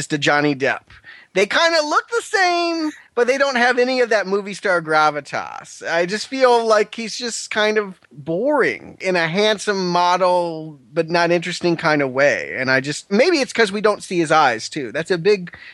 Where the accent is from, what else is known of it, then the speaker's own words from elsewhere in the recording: South Africa; I am from South Africa